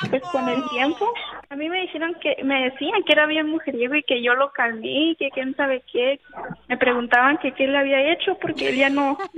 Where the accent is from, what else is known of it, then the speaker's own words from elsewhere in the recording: United States; born there; somos del mismo pueblito, nomás que yo nací en los Estados Unidos y cuando iba de vacaciones, pues yo de allí lo conocía, pero me quedé un año en México